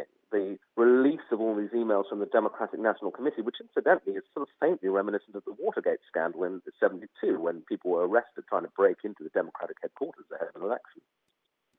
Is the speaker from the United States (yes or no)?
no; United Kingdom; as a Brit being here in Philadelphia